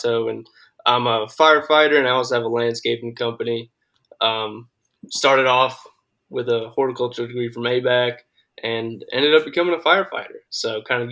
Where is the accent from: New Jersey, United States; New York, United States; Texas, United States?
New York, United States; Long Island; also born or lived in Saratoga Springs, New York; now in Georgia, United States; I'm originally from Long Island, New York, but my family had land in like Saratoga Springs, north of Albany, New York. So I grew up hunting up there from 6-7 years old until we moved to Georgia in like 2008